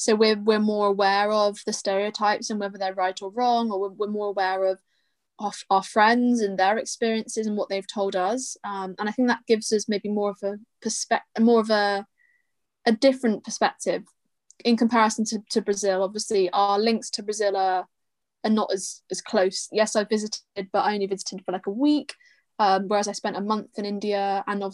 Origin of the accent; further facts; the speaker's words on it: United Kingdom; I'm British